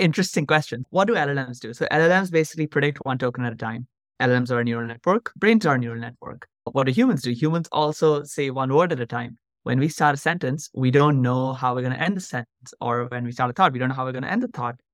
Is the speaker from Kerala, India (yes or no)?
no; Mumbai, Maharashtra, India; moved away as an adult; now in United States; I grew up in Mumbai, India, and I went to an Indian school for about fifteen years